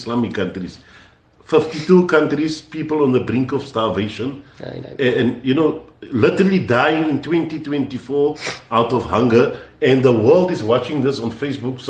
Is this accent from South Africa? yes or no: yes; Cape Town, Western Cape, South Africa; I come from Cape Town, which is considered a militant place